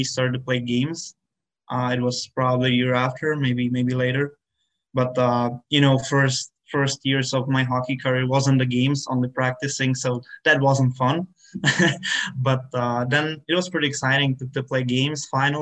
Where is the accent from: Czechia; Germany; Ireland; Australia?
Czechia; moved away; my hometown and of my country